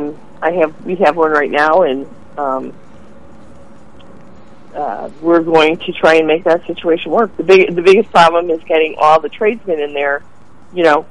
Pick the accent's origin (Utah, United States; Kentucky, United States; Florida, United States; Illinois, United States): Illinois, United States; Chicago; I'm from Chicago.